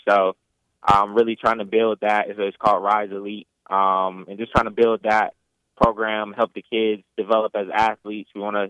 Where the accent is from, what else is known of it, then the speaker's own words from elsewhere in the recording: Washington, District of Columbia, United States; now in Illinois, United States; Originally, I am from Washington, D.C. However, I've moved around a lot. So lived in 5 different states, Illinois being the 5th.